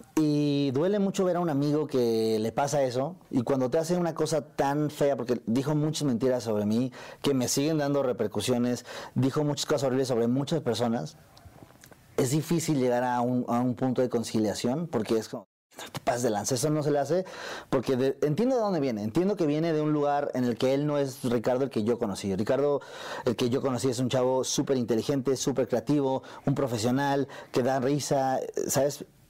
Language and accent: Spanish; Mexico City, Mexico; yo crecí en el barrio de acá, en la Ciudad de México. Crecí en Azcapotzalco